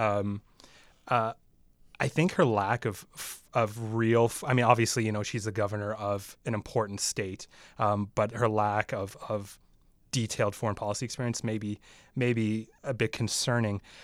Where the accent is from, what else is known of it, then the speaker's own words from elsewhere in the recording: Canada; even as a Canadian, you know, we have a prime minister here